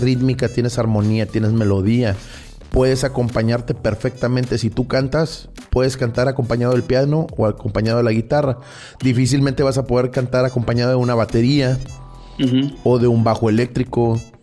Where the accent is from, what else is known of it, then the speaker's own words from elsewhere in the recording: Tampico, Tamaulipas, Mexico; moved away as an adult; now in Monterrey, Mexico; yo soy originario de la ciudad de Tampico, Tamaulipas. Nací por allá del 79